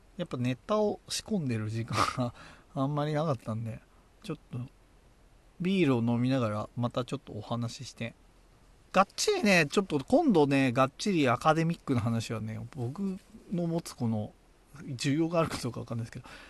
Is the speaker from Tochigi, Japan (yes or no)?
yes; Tochigi, Japan; accent: Tochigi dialect; 若干若干の栃木弁が出た